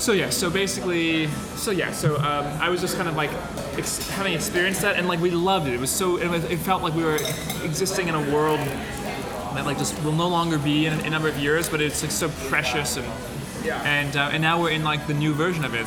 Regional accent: New York area, United States; we grew up in the New York area

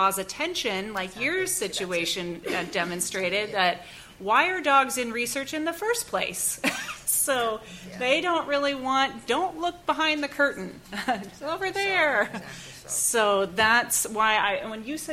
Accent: Oregon, United States; Oregon, my home state

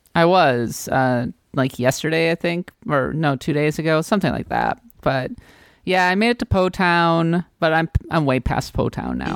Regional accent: United States; I'm an American

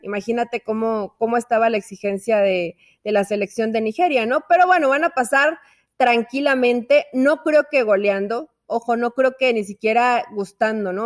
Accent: Mexico

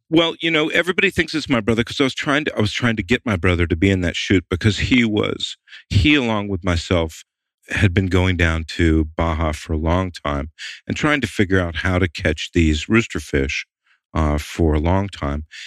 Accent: the South, United States; also born or lived in Atlanta / Maine; growing up in the South

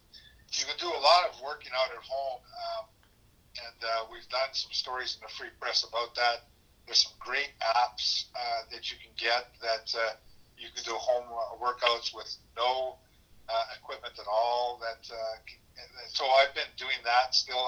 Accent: Canada; as a Canadian

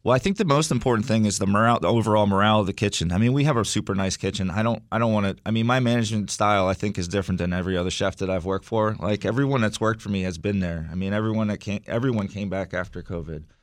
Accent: Wilmington, Delaware, United States; moved away as an adult; also born or lived in Philadelphia; now in Washington, D.C., United States; I grew up in Wilmington, Delaware

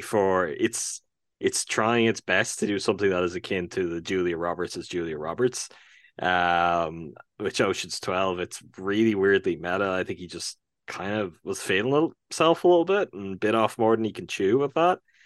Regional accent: Ireland; even as an Irishman

